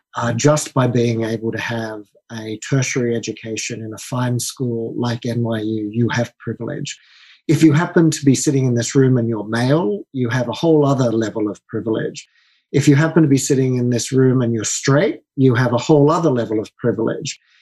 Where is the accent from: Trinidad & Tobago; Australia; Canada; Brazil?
Australia; moved away as an adult; also born or lived in London; I'm Australian, as uh, you can tell by my accent